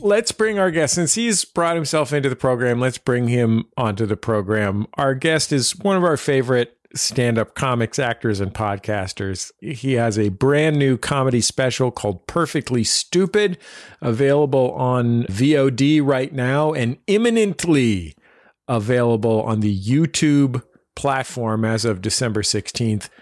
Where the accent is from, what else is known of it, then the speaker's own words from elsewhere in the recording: San Francisco, California, United States; I'm from San Francisco, which is where … are from